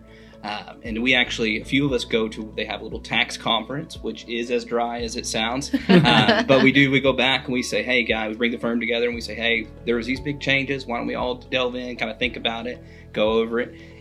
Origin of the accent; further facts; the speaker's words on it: Chickasha, Oklahoma, United States; also born and raised here in Chickasha